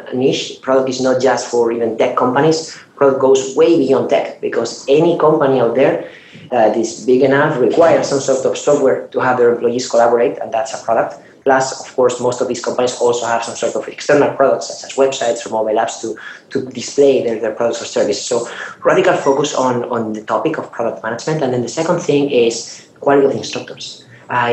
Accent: Spain; moved away as an adult; now in Silicon Valley, United States; I'm from Spain, I moved from Europe to Silicon Valley

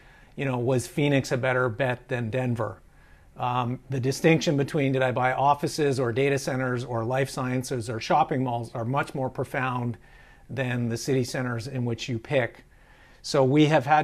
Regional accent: Canada; being Canadian

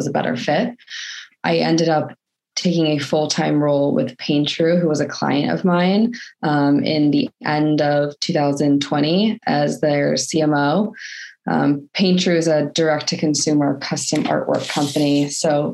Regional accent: Portland, Oregon, United States; moved away as an adult; also born or lived in San Diego, California; now in Scotland, United Kingdom; I am originally from Portland, Oregon, moved to San Diego to go to university, and then I stayed there for about 10 years.

